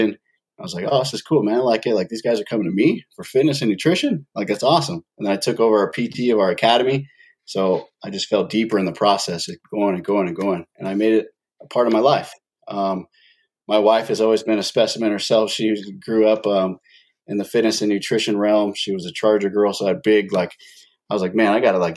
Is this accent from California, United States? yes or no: yes; San Diego County, California, United States; I grew up in San Diego County, born and raised over on the West Coast